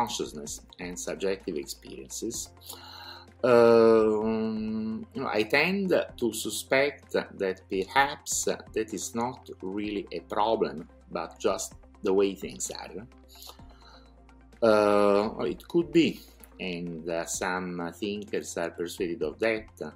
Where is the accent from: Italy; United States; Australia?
Italy; Naples, Campania; moved away as an adult; I am Italian, by the way. I was born in Napoli, but I moved from my country very young, right after studying in college